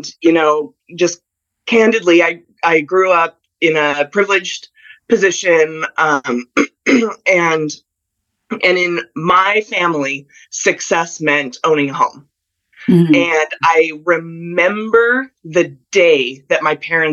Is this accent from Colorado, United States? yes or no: yes; Colorado, United States; now in Southern California, United States; I grew up in Colorado